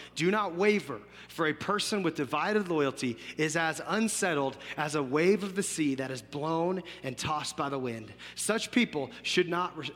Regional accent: Fort Collins, Colorado, United States; I grew up in Fort Collins, was born and raised here for most of my life, went to school at CSU

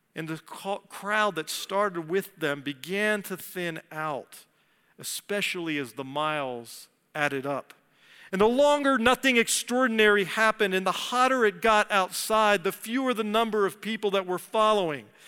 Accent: D.C., Virginia, United States; moved away as an adult; I grew up outside of Washington, D C, and Virginia

